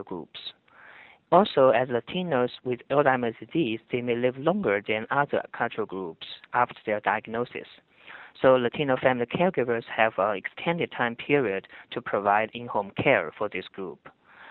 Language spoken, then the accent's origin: English; China; moved away; As a gerontologist social work scholar growing up in China, a different culture